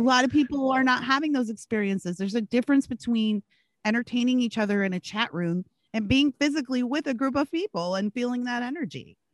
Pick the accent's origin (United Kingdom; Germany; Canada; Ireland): Canada; also born or lived in Washington, D.C., United States / Gary, Indiana, United States; now in California, United States; i grew up in rural canada i split my time between rural canada and, and the inner city of washington d.c where my dad lived